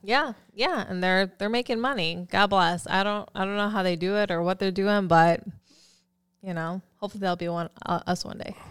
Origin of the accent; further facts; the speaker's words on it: Philippines; I'm Filipino